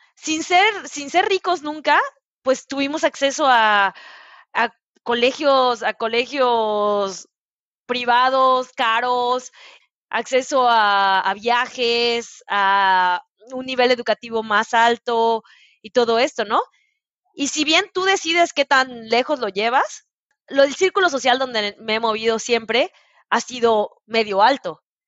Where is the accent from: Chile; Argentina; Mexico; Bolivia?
Mexico; Mérida, Yucatán; moved away as an adult; also born or lived in Italy / Brazil / Puebla; yo soy de Mérida